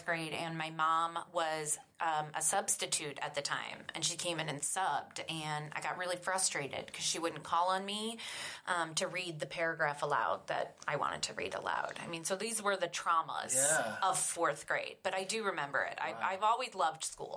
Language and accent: English; Cleveland, Ohio, United States; accent: Northerner; moved away; I am a Northerner. I'm from the east side of Cleveland and grew up with two teacher parents.